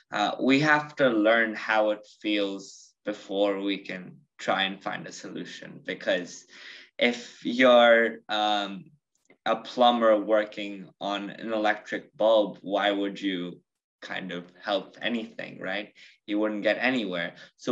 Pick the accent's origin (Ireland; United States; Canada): United States; I'm from the United States, but I identify more as Indian.